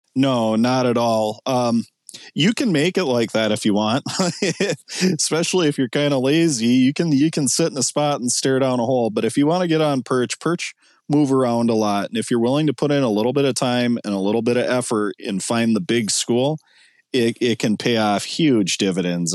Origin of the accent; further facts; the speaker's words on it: Ortonville, Minnesota, United States; where I grew up in Ortonville